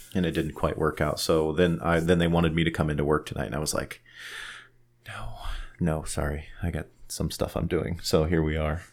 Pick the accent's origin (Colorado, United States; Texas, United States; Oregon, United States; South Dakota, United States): Colorado, United States; Lyons; I was born in Lyons, raised in Lyons